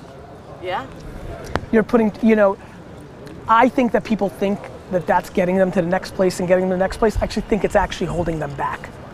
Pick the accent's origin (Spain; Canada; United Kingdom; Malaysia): Spain; Barcelona, Catalonia; I'm from Barcelona